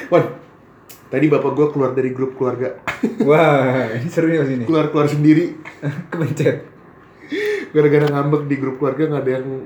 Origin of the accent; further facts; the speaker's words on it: Java, Indonesia; gue orang Jawa ya?